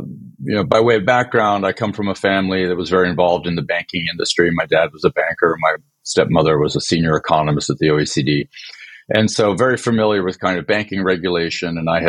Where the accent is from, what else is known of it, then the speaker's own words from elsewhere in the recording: France; born there; also born or lived in Sweden; by background, I was born in France, and my parents are both Swedish, so I spent a lot of time of my life living in Europe